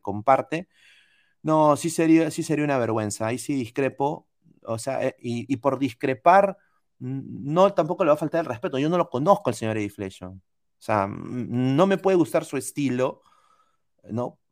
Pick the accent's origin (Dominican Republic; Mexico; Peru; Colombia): Peru; now in United States; soy peruano